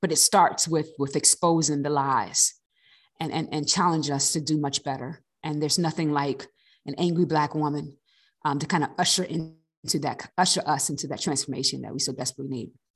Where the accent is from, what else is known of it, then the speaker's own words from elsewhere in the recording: East Coast, United States; now in Riverside, United States; I'm originally from the East Coast